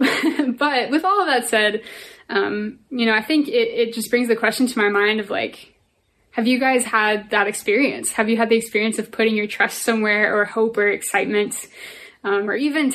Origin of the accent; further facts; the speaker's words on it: Northern Virginia, United States; I'm from Nova